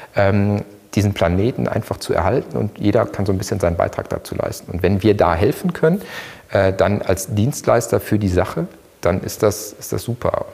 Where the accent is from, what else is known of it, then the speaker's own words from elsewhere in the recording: Ruhr area, North Rhine-Westphalia, Germany; Ich komme aus dem Ruhrgebiet, da ist man echt, deshalb pur